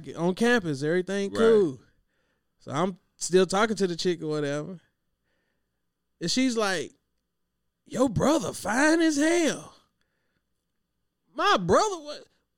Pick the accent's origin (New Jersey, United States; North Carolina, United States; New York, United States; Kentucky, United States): Kentucky, United States; I'm from Kentucky